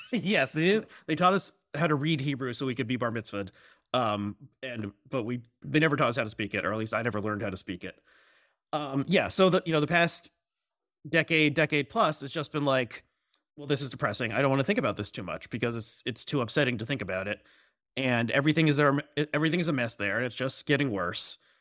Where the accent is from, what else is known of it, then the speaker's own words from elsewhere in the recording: United States; as American Jews who care about Israel